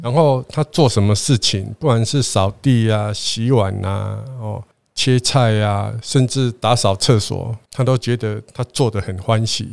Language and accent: Chinese; southern Taiwan, Taiwan; 我们是南部人啊